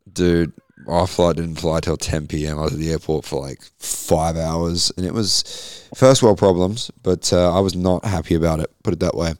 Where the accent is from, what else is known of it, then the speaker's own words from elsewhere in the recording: Queensland, Australia; I'm a Queenslander